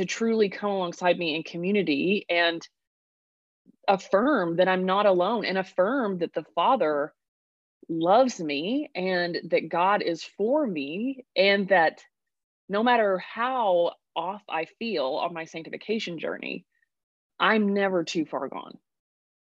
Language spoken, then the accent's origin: English; Sulphur, Oklahoma, United States; From Oklahoma originally. Was raised in Southern Oklahoma